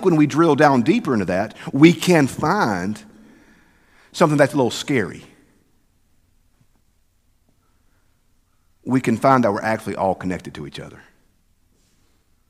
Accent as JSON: {"language": "English", "region": "Southern United States", "country": "United States", "also_born_or_lived": "Mississippi", "said": "that's Southerners, y'all. That's what we do."}